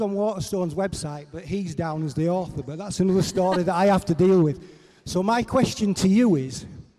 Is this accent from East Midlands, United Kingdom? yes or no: no; Bradford, Yorkshire and the Humber, United Kingdom; So I come from a mile up the road. I'm proud to say I was born in Lidgett Green and lived there for the first 24 years of my life. I'm now 62.